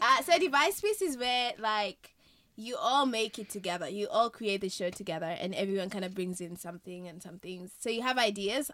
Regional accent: Kenya; moved away; I've been raised in Kenya all my life

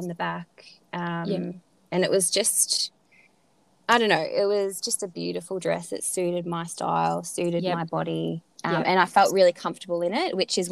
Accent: Shepparton, Victoria, Australia; we're both from Shepparton

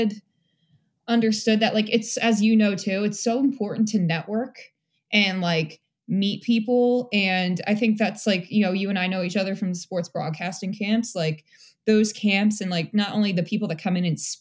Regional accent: Lansdowne, Pennsylvania, United States; moved away as an adult; also born or lived in Connecticut / Bangor, Maine; I grew up right outside of Philadelphia, Lansdowne, Pennsylvania

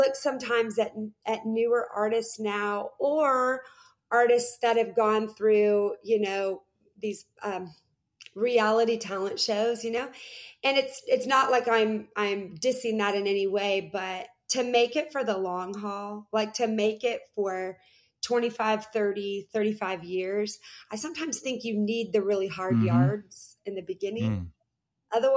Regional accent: Seattle, Washington, United States; moved away; also born or lived in the South; I was born and raised in Seattle, Washington, where it's not really a hotbed of Christian anything

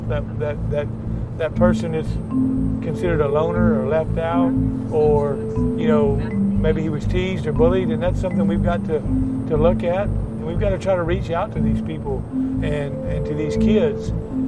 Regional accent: Uvalde, Texas, United States; When I grew up in Uvalde, everybody participated in everything.

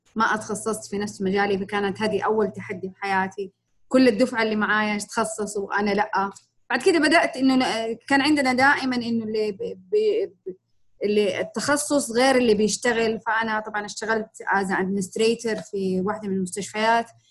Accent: Jeddah, Makkah Province, Saudi Arabia; في المملكة عندنا في جدة

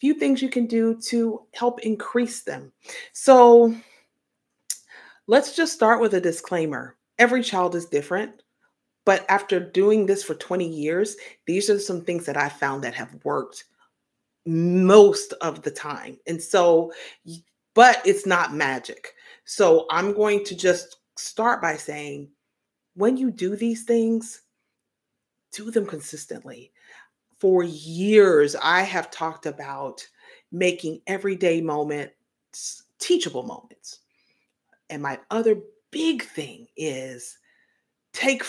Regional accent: Tennessee, United States; I grew up in Tennessee

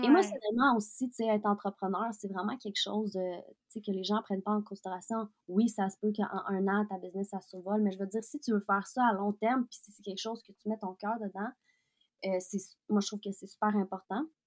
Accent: Quebec, Canada; also born or lived in Russia; je suis maintenant, je suis québécoise, je suis canadienne, je suis russe aussi

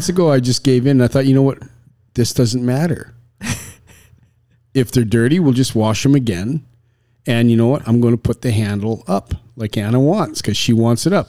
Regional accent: Canada; I was raised in Canada

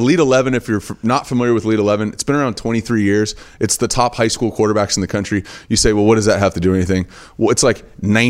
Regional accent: Dana Point, California, United States; I live in Southern California, South Orange County, Dana Point, little beach community. Kind of grew up there.

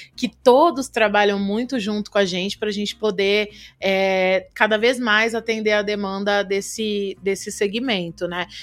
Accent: Araçatuba, São Paulo, Brazil; moved away; eu sou de Aracatuba

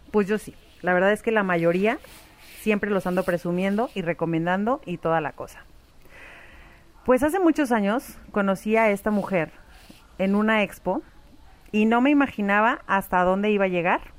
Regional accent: Tabasco, Mexico; somos de Tabasco.

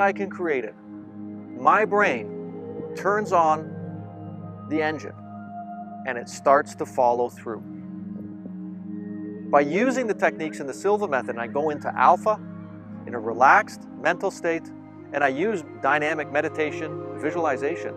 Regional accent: Toronto, Ontario, Canada; I'm from Toronto

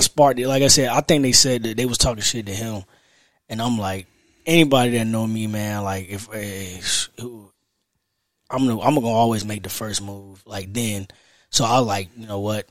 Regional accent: Raleigh, North Carolina, United States; I'm from South Side of Raleigh

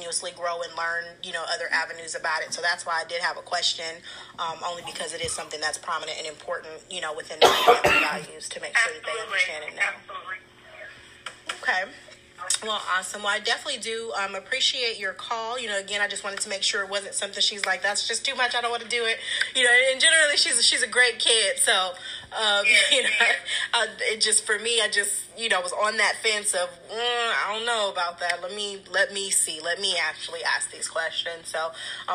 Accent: West Coast, United States; moved away; we're from the West Coast

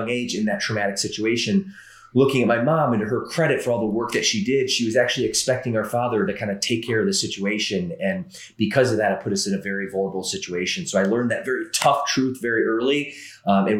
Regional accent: Midwest, United States; also born or lived in Atlanta, Georgia; I typically say I'm from the Midwest. It would be true in the sense I spent 12 years there, but actually my first 10 years of life, I spent in a suburb of Atlanta, Georgia

